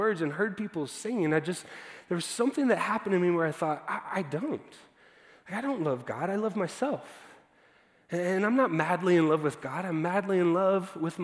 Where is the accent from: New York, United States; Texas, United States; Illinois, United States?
Texas, United States; Dallas; I was growing up in Dallas